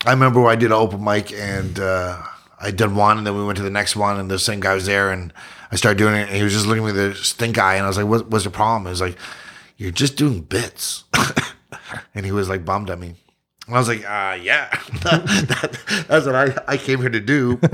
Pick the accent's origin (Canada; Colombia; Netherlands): Canada; Ottawa, Ontario; also born or lived in Yukon / Kingston; I was born in the Yukon, but I'm from Ottawa